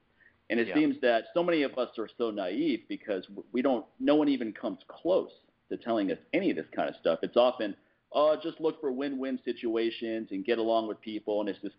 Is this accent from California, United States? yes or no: no; Washington, District of Columbia, United States; now in Los Angeles, United States; I'm coming from the East Coast, Washington, D.C., where everyone's upfront and, frankly, super rude.